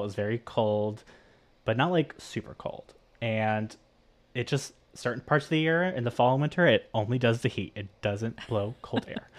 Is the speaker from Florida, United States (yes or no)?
yes; Miami, Florida, United States; growing up in Miami and in Florida in general